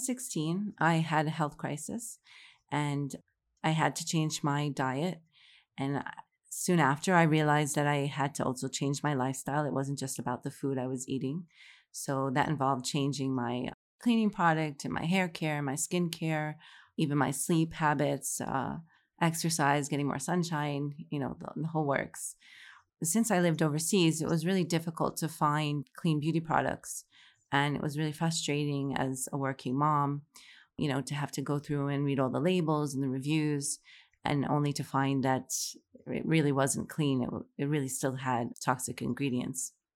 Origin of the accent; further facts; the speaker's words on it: New York City, New York, United States; moved away as an adult; also born or lived in Morocco; now in Saudi Arabia; I'm originally from Fresh Meadows, New York, which is, like, thirty minutes from New York City